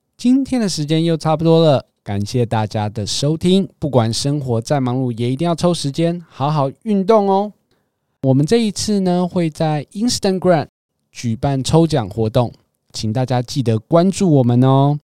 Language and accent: Chinese; Taiwan; 我们在台湾长大的话，可能早餐就比较习惯吃三明治啊、蛋饼啊，或者是中式的烧饼、油条、豆浆